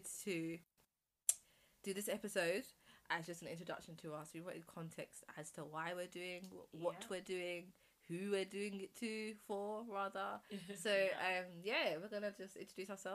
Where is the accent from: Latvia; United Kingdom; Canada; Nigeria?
United Kingdom; London; I am from South London. Man's a South London girl, always has been.